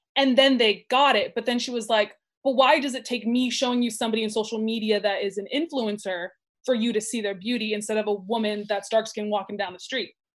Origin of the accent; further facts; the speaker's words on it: Burbank, California, United States; I grew up in Burbank